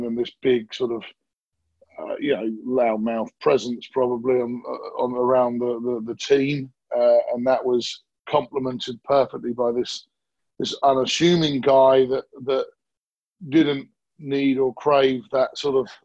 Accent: Ipswich, East of England, United Kingdom; I get to raise my family where I grew up, which is this beautiful countryside town

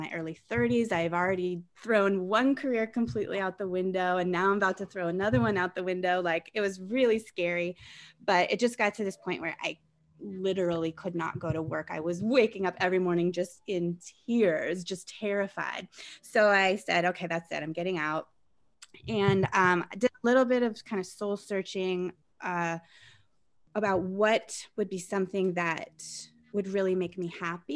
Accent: Colorado, United States; I grew up in Colorado, and I, after going to university there

